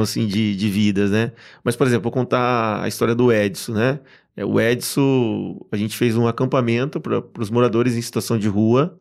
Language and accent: Portuguese; São José do Rio Preto region, interior of São Paulo, Brazil; eu sou do interior de São Paulo, de uma região ali conhecida como São José do Rio Preto. uma cidade é bem pequena, chama Polônia